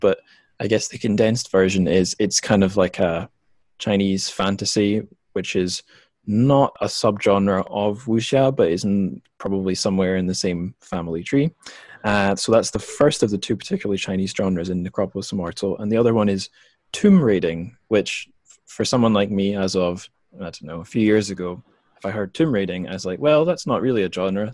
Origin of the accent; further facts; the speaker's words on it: Scotland, United Kingdom; moved away as an adult; also born or lived in China; home to my home country of Scotland